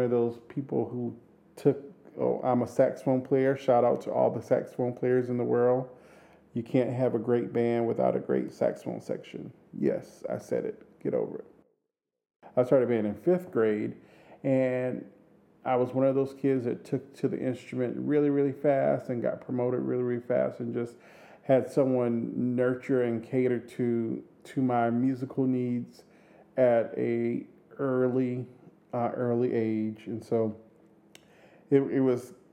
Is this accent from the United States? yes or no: yes; Orangeburg, South Carolina, United States; I am from Orangeburg, South Carolina, which is a small town outside of Columbia, South Carolina.